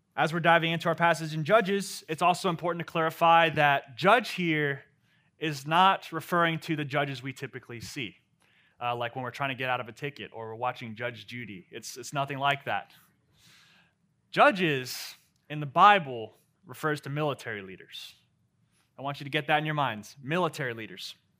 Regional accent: Maryland, United States; moved away as an adult; now in Memphis, United States; I come from Maryland

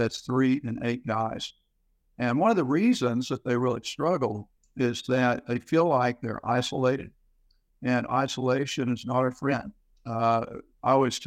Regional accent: Houston, Texas, United States; Came from Houston, was born there, raised there

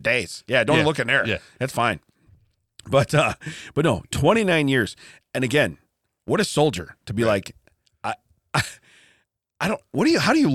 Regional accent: Midwest, United States; we're from the Midwest

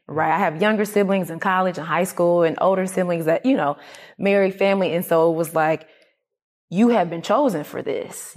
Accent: Atlanta, Georgia, United States; I was raised in Atlanta. I wasn't raised on the farm

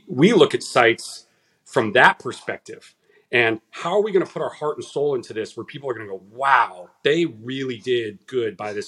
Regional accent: Southern California, United States; moved away as an adult; now in Davidson, United States; I'm from Southern California

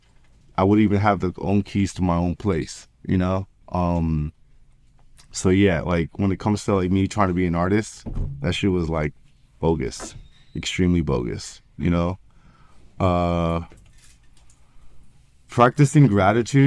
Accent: New York, United States; I'm from New York

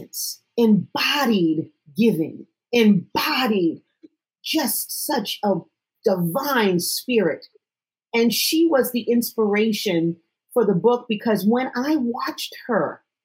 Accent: Connecticut, United States; I am from Connecticut

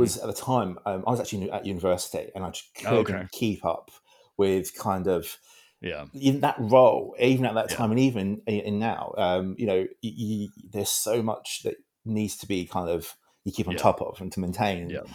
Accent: United Kingdom; I don't know if anyone's recognized from my accent, I'm from Britain

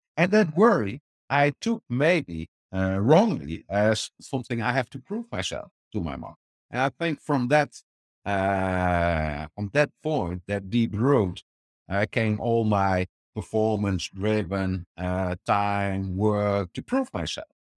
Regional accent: Netherlands; born and raised in the Netherlands

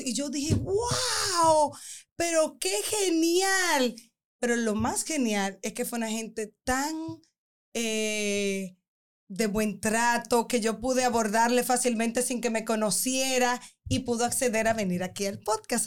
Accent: Dominican Republic; nosotras como mujeres y más como dominicanas

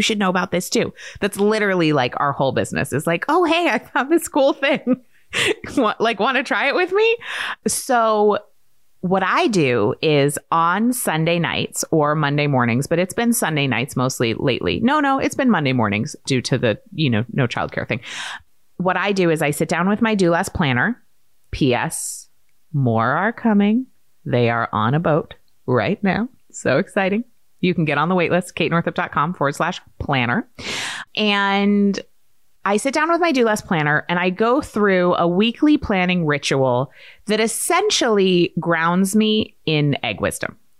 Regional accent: Maine, United States; I grew up in Maine

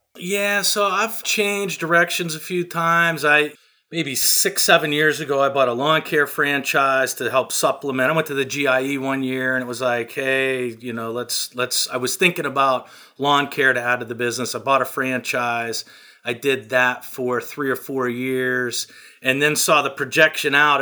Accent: small town near Pittsburgh, Pennsylvania, United States; I'm from a small town. I'm not a suburb of Picks, Pittsburgh. I'm the next step down. You know, there's fifteen thousand people in my hometown.

